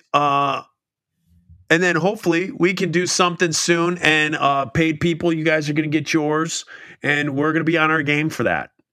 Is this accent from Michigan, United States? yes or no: yes; Michigan, United States; my hometown turf in the state of Michigan.